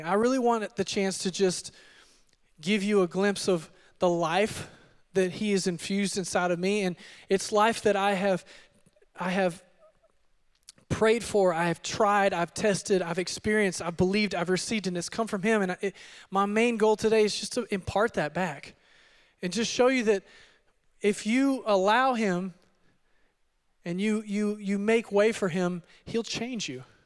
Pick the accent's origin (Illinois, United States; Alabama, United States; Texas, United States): Texas, United States; Odessa; also born or lived in Midland, Texas; I am from the Permian Basin, Permian Basin, and, uh, I was born and raised in Odessa. Uh, my parents moved our family over to Midland when I was in junior high